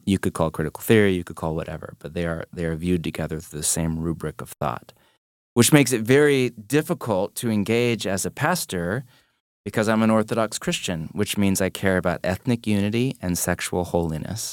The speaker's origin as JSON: {"language": "English", "country": "United States", "said": "I'm an American"}